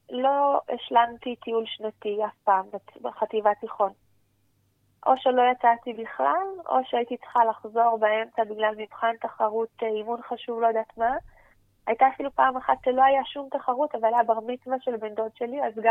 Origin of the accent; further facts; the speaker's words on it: Jerusalem, Jerusalem District, Israel; ונוסעת ברחבי ירושלים, אני ירושלמית.